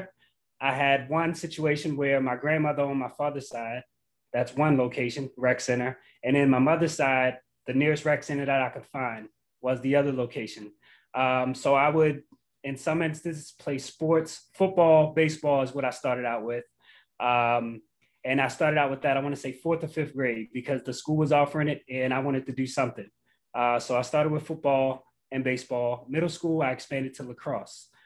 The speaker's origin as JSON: {"language": "English", "town": "Baltimore", "region": "Maryland", "country": "United States", "tie": "born or raised there", "said": "I'm born and raised in Baltimore, Maryland."}